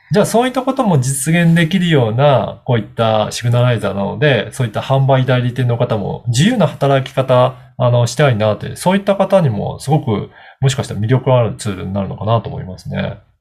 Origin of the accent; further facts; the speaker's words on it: Okayama, Japan; 私も、あの、出身が岡山なので